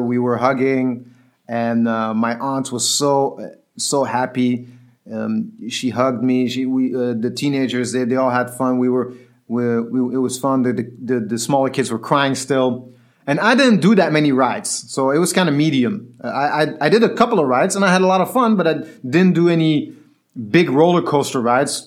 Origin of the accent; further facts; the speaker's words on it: Tunis, Tunis Governorate, Tunisia; moved away; I was growing up in Tunis, when I was younger, when I was nine or ten years old